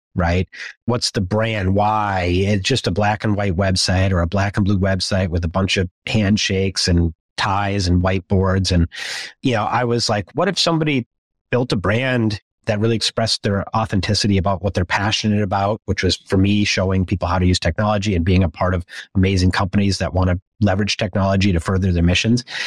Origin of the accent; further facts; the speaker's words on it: Minnesota, United States; As a Midwesterner growing up in Minnesota